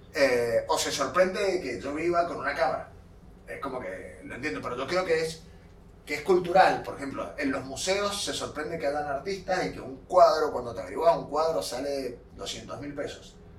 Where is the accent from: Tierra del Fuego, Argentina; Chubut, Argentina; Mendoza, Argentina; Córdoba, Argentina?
Mendoza, Argentina; soy mendocino, eh, nacido y criado, de, mendocino de tercera generación